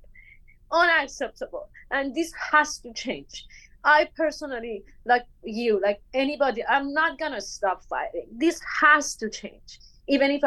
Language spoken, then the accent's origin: English; Bandar Mahshahr, Khuzestan, Iran; English is a second language; moved away as an adult; also born or lived in India / Kuala Lumpur, Malaysia; now in Los Angeles, United States; I am born and brought up in Bandar Mashhad, Khuzestan. I am Bandari.